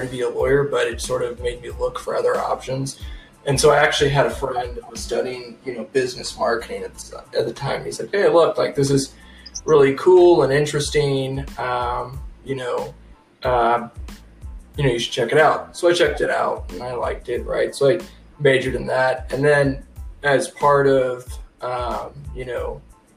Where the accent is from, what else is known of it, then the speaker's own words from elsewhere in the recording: Elko, Nevada, United States; moved away as an adult; also born or lived in Reno, Nevada; I'm originally from Reno area, but I don't really remember that because from such a young age we moved to Elko and grew up on my mom's family's cattle ranch